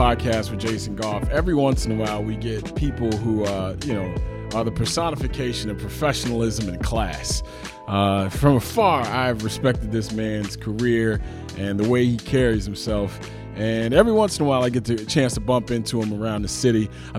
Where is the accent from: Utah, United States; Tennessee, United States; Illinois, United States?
Illinois, United States; Evanston; I was 17 years old. I found out that I was away from my parents and I was away from Evanston